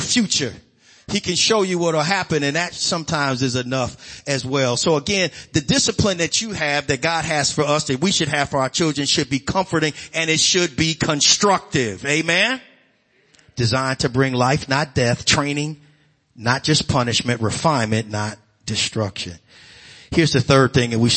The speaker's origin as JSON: {"language": "English", "town": "Chicago", "region": "Illinois", "country": "United States", "tie": "born or raised there", "said": "growing up on the South Side in Chicago"}